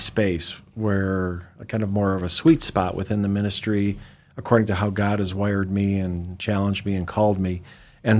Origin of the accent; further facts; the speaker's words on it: Detroit, Michigan, United States; moved away as an adult; also born or lived in Sacramento; I'm from Detroit